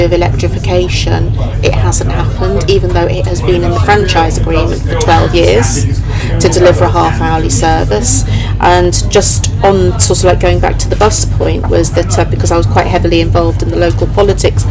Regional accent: Great Yarmouth, East of England, United Kingdom; moved away; So I grew up in Great Yarmouth

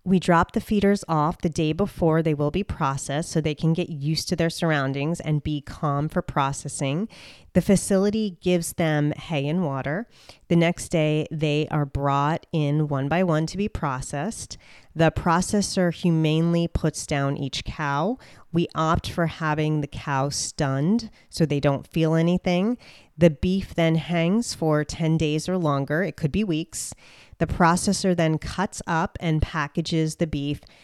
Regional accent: New Jersey, United States; moved away; I'm from the Sopranos, Jersey Shore state of New Jersey, right next to New York. And I grew up in a suburban area

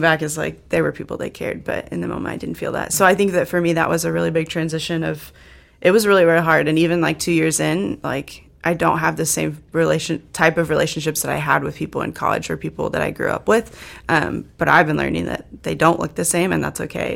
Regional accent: Indiana, United States; moved away as an adult; now in South Dakota, United States; I'm from Indiana and I went to school there

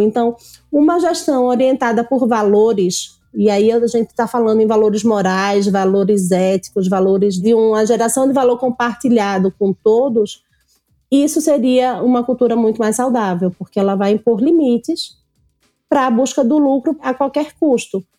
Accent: Pernambuco, Brazil; born or raised there

